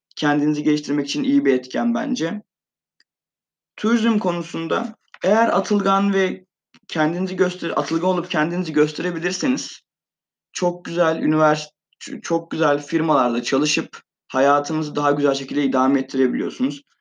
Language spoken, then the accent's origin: Turkish; Van, Turkey; moved away as an adult; now in Eskişehir, Turkey; Van'da doğumluyum. 18 yıl boyunca Van'da yaşadım.